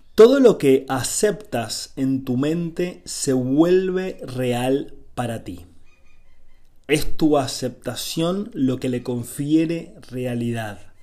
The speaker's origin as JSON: {"language": "Spanish", "country": "Argentina", "said": "soy de Argentina, vivo en Argentina"}